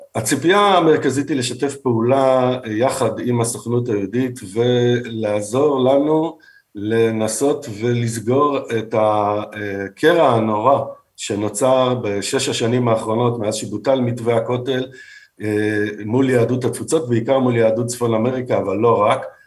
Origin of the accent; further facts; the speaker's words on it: Israel; הישראלים שגדלנו ונולדנו פה